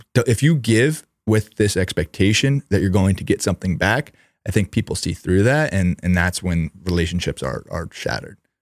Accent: New York, United States; We grew up in New York.

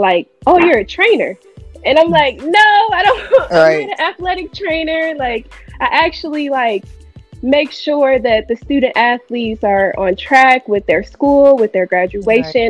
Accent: Raleigh, North Carolina, United States; moved away as an adult; also born or lived in Durham / Tampa; I'm from Raleigh, went to school in Durham.

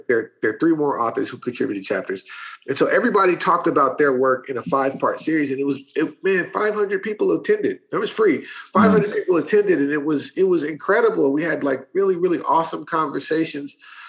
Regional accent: Berkeley, California, United States; Marx and Fanon, because I'm from Berkeley, right?

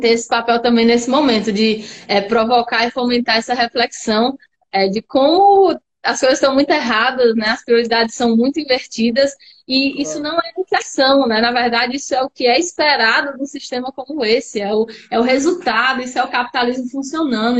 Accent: Natal, Rio Grande do Norte, Brazil; Eu sou aqui de Natal mesmo, tenho família cearense, quase toda a família cearense, mas sou de Natal

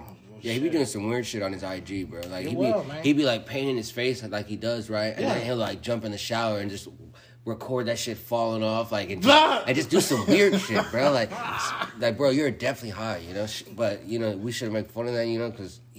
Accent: San Diego, California, United States; now in Arizona, United States; I'm from San Diego.

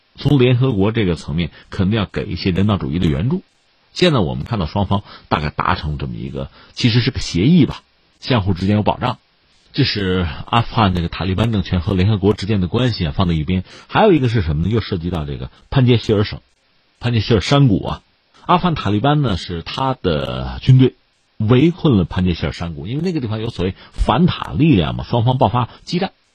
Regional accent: China; 我们中国人

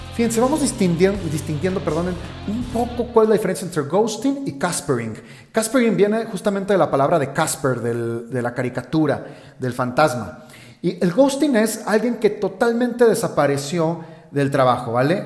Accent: Guadalajara, Jalisco, Mexico; de donde yo soy, en Guadalajara, en México

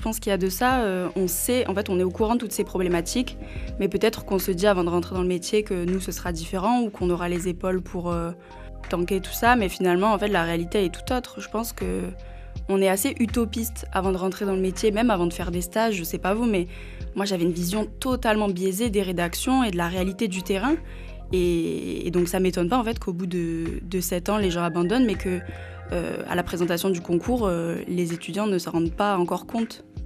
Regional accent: Perpignan, Occitania, France; moved away; j'ai 22 ans, je viens de Perpignan

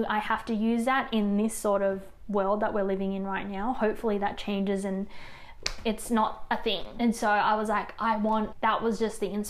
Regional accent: Australia; Now, when people ask me, where are you from? I am going to say that I am Thai, Lao, Australian.

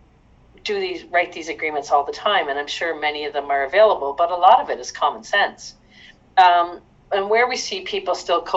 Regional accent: Hamilton, Ontario, Canada; moved away as an adult; now in Ottawa, Canada; I'm actually originally from Hamilton, Ontario, and I moved to Ottawa when I was much younger

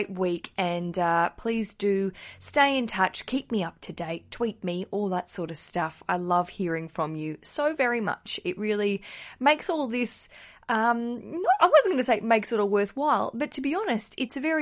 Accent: Australia; As an Australian

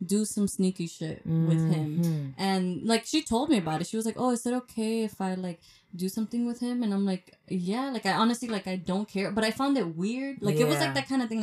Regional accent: New York City, New York, United States; I'm from Washington Heights.

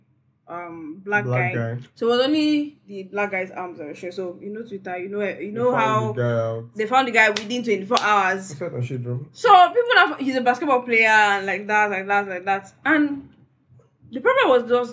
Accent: Port Harcourt, Rivers State, Nigeria; I grew up in Port Harcourt now

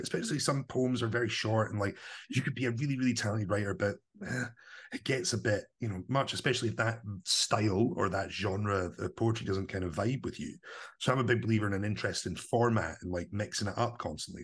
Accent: Livingston, Scotland, United Kingdom; I grew up in Livingston, kind of new town

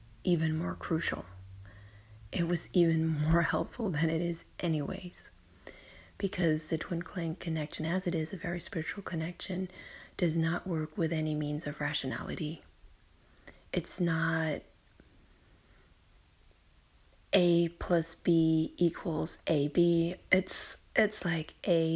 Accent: Germany; I'm in my hometown in Germany and visiting relatives

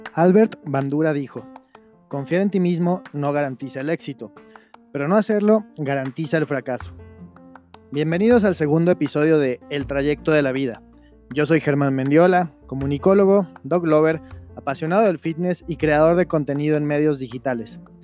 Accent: Veracruz, Mexico; moved away as an adult; also born or lived in Chihuahua / Mexico City / Querétaro; yo soy jarocho, yo soy de Veracruz

